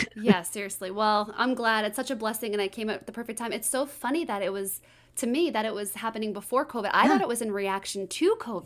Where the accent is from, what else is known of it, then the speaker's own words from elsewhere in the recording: Boston, Massachusetts, United States; I'm from Boston